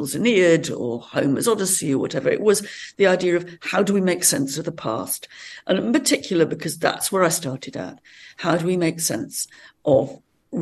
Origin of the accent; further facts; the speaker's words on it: Much Wenlock, West Midlands, United Kingdom; we're living on the border of Wales and England. And it was, there was a big Roman city very near where I was born and brought up.